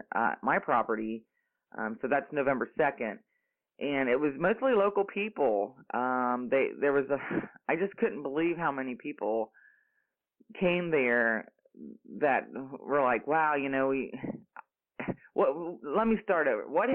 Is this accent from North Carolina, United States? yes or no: yes; North Carolina, United States; born or raised there